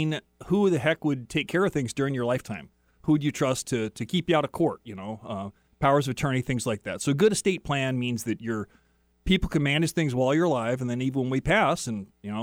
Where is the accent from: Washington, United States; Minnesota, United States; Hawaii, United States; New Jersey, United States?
Washington, United States; Tri-Cities; I grew up in the Tri-Cities, and we were about a block and a half from the Columbia River